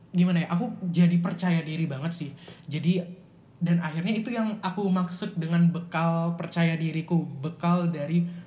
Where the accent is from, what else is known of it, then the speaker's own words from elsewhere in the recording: Samarinda, East Kalimantan, Indonesia; moved away as an adult; now in Surabaya, Indonesia; aku asalnya dari Samarinda